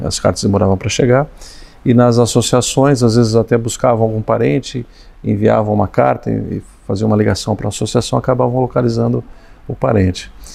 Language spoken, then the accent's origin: Portuguese; São Paulo, Brazil; Meu pai nos levava, primeiramente me levou na casa dos Açores, embora sendo é, é, madeirense. Depois ele me levou na, na, no, Arouca, São Paulo